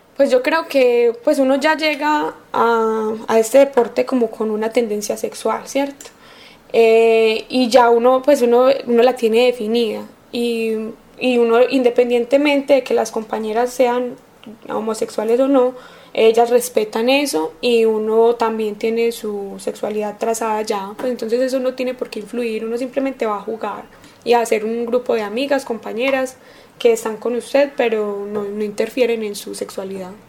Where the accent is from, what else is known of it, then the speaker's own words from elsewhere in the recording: Antioquia, Colombia; soy paisa, entre comillas, porque no nací acá, pero siempre me crié en Antioquia